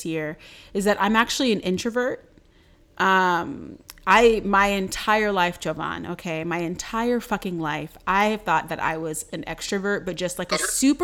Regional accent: Durham, North Carolina, United States; I was born in Durham, North Carolina at like 6:12 p.m.

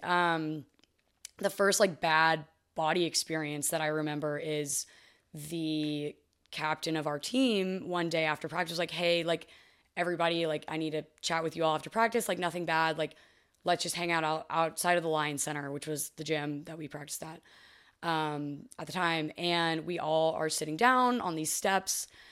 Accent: Fort Worth, Texas, United States; moved away as an adult; now in Los Angeles, United States; I didn't love growing up in Texas

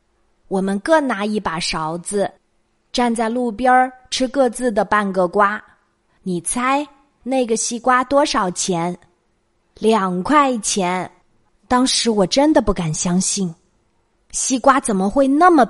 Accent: Jiangsu, China; 我们江苏这边的人习惯用硬币

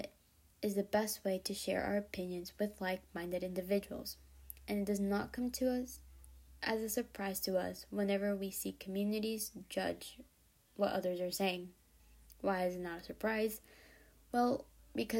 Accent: the South, United States; also born or lived in Mexico; We made the big move when I was only 3 years old, and though it was difficult, I have grown up in the South practically my whole life

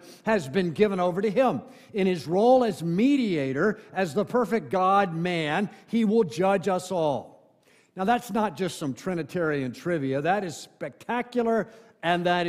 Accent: Ocala, Florida, United States; moved away; I go back to my hometown of Ocala, Florida

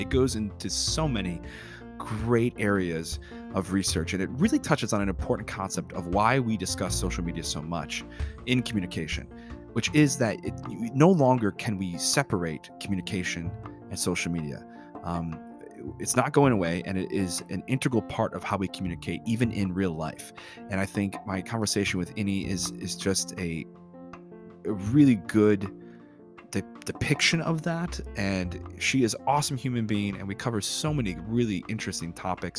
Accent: North Tonawanda, New York, United States; grew up in Buffalo

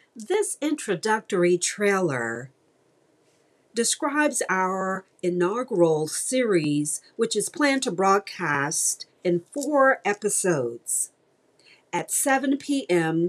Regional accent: Mississippi, United States; now in Houston, United States; my home state of Mississippi, Okolona, Mississippi.

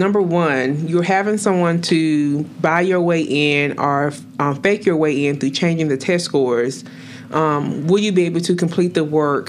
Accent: Winston-Salem, North Carolina, United States; my hometown in Winston-Salem

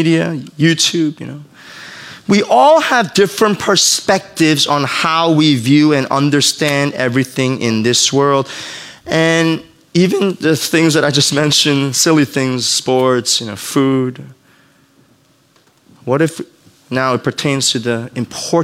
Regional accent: New York, United States; I grew up in New York

